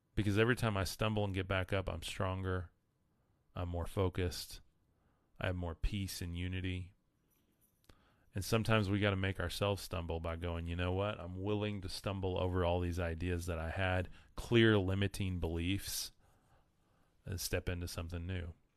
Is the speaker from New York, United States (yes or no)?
no; West Texas, United States; I'm from West Texas